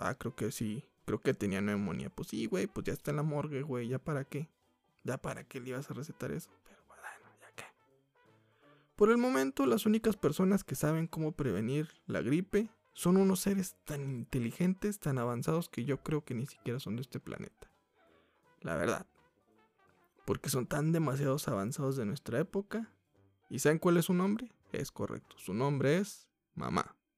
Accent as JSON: {"language": "Spanish", "country": "Mexico", "said": "como mexicanos"}